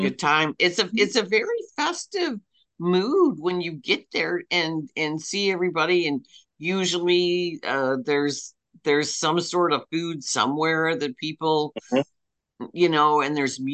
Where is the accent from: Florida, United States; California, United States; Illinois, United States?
Illinois, United States; Belleville; my hometown of Belleville